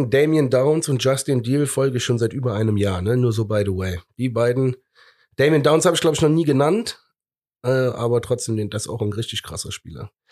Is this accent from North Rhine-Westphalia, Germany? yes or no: yes; Cologne, North Rhine-Westphalia, Germany; so bekloppt sind wir Kölner ja, ne?